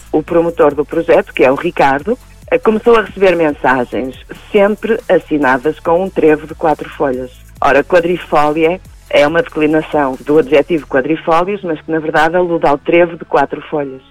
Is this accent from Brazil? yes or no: no; Portugal; Nós somos portugueses